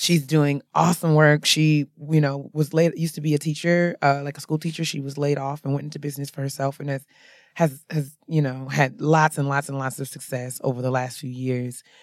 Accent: New York, United States; I'm from New York

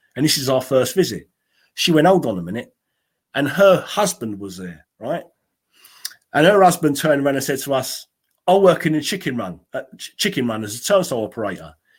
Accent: London, United Kingdom; I come from South East London, deep south, as they call it in the football factory, Millwall territory. All right, I come from Peckham

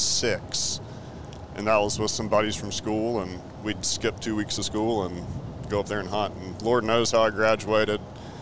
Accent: Columbia, South Carolina, United States; I'm originally from Columbia, South Carolina. I'm 36 years young.

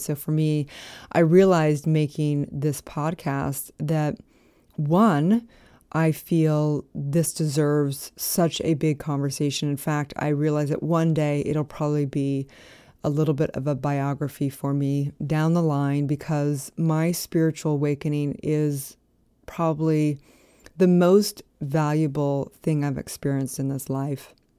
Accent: Santa Barbara, California, United States; moved away as an adult; also born or lived in Utah; I was from Santa Barbara.

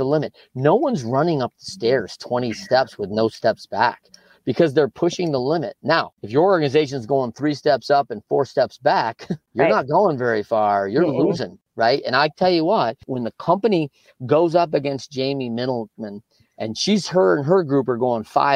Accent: Michigan, United States; my life growing up in Michigan

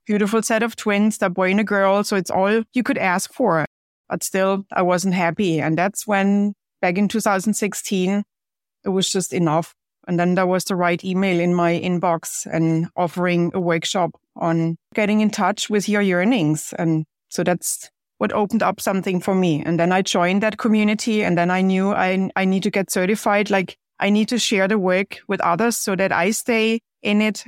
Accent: Germany; moved away as an adult; now in United States; growing up in Germany, well, it certainly was very different compared to here

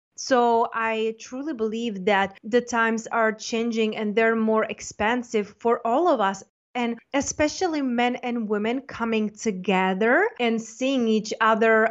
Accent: Czechia; also born or lived in London / Spain; now in United States; I'm from Czech Republic, but I lived in London, Spain, and then I got an offer to go to school in the United States.

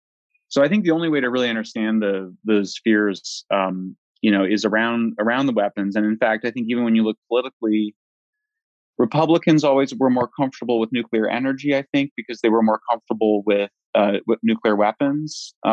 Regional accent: Colorado, United States; I'm from Colorado. We have much higher radiation than other states

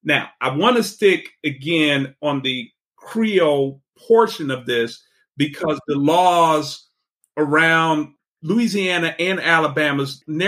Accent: Panama; and I'm from Panama and I identify as Afro-Panamanian.

